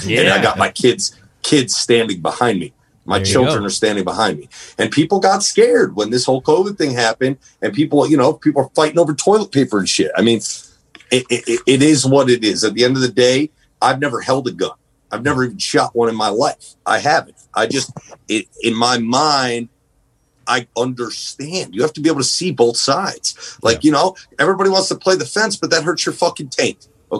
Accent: Northeast, United States; Because, you know, growing up in the Northeast, I never really traveled growing up as a kid.

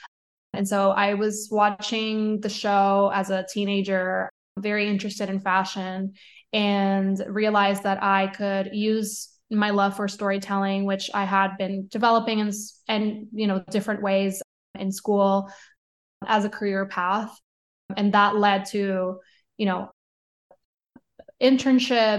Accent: Caguas, Puerto Rico; moved away as an adult; also born or lived in San Juan, Puerto Rico; now in New York, United States; I grew up between a town called Caguas, which is 20 minutes south of San Juan. And then I moved to San Juan when I was 13. So I lived in Puerto Rico until I was 22 when I moved to New York.

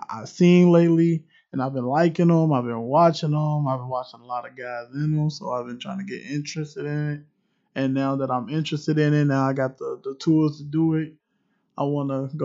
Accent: Cincinnati, Ohio, United States; I am straight from Cincinnati, straight from the city.

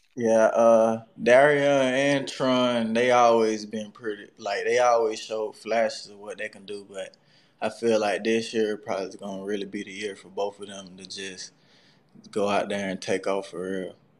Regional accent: South Georgia, United States; I grew up in like the country, so it really wasn't much to do besides play sports

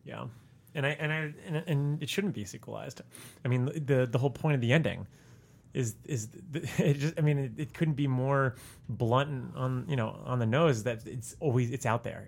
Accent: South Florida, United States; moved away; I come from South Florida

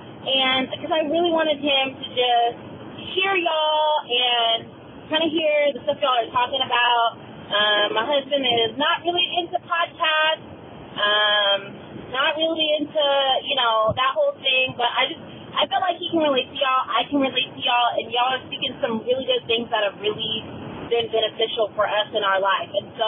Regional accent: Sacramento, California, United States

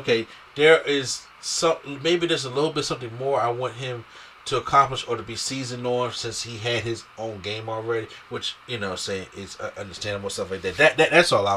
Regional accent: New York, United States; I'm a New Yorker

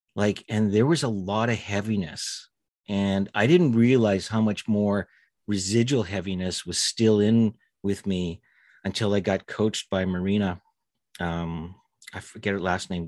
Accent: Winnipeg, Manitoba, Canada; I grew up in Winnipeg, uh, right in the heart of, uh, Canada

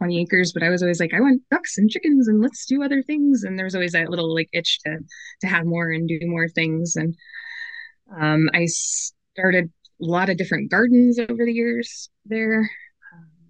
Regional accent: Chautauqua County, Western New York, United States; moved away as an adult; I grew up in Western New York in Chautauqua County.

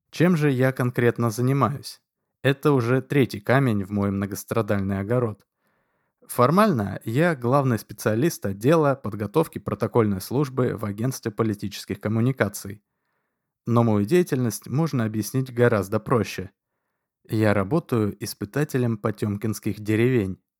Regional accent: Moscow, Russia; я москвич. Коренной москвич из семи советских партийных функционеров.

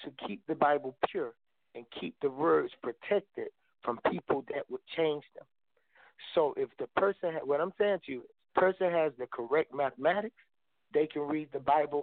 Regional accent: Albany, Georgia, United States; I'm from a small town called Albany, Georgia, That's where I grew up at.

